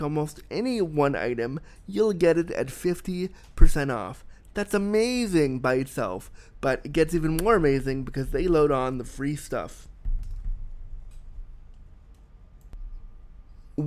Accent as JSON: {"language": "English", "country": "United States", "moved": "yes", "lives_now": "Canada", "said": "As an American living in Canada"}